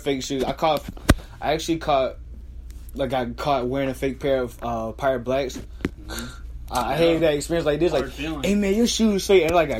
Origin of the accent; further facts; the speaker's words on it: Florence, United States; moved away; I run my family nail salon business back in my hometown Florence.